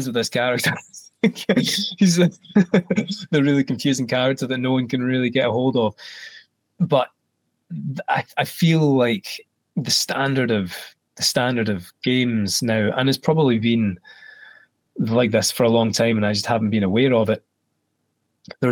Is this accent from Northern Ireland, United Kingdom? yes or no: no; Scotland, United Kingdom; especially being Scottish